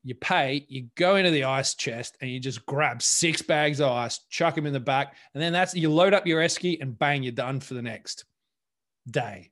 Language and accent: English; Australia; moved away; being Australian